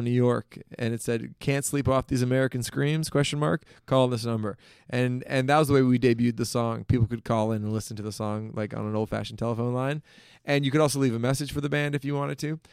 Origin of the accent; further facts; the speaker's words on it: Toronto, Ontario, Canada; also born or lived in Hamilton, Ontario; I grew up in Toronto, downtown Toronto.